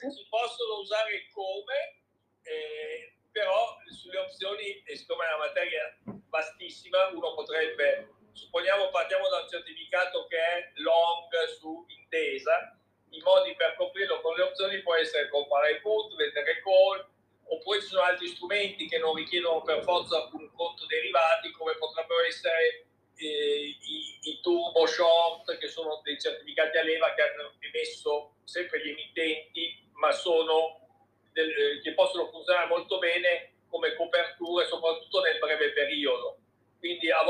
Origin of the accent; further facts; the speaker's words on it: Emilia-Romagna, Italy; io sono emiliano